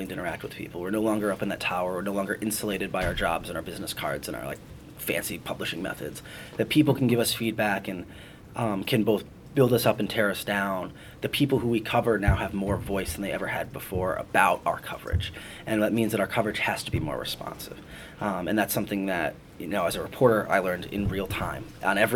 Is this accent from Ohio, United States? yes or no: yes; Cleveland, Ohio, United States; moved away; a 12-year-old in Cleveland, my hometown